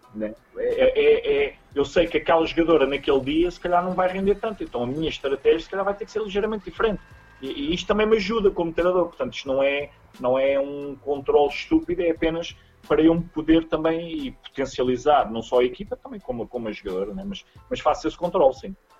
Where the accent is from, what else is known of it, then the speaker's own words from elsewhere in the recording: Coimbra, Centro, Portugal; moved away as an adult; now in Lisbon, Portugal; Eu, como não sou de Lisboa, graças a Deus, nasci em Coimbra